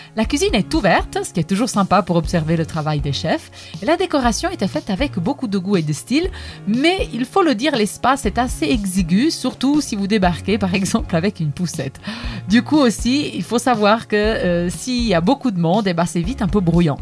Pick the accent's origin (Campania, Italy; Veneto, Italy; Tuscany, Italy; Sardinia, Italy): Campania, Italy; Naples; accent: Italian; French is a second language; moved away; also born or lived in Geneva; D'après mon accent, vous vous doutez bien que je suis italienne et plus précisément je viens de Naples